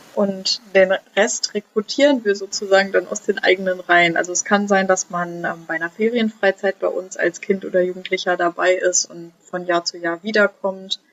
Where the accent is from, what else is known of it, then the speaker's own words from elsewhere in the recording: near Cologne, North Rhine-Westphalia, Germany; moved away as an adult; now in Rostock, Germany; Ich komme nämlich eigentlich aus der Nähe von Köln